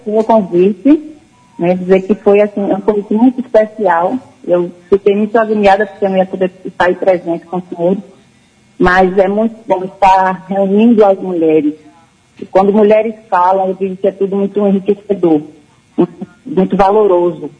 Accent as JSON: {"language": "Portuguese", "region": "Sergipe", "country": "Brazil", "said": "eu não estou em Sergipe. Mas é minha terra querida"}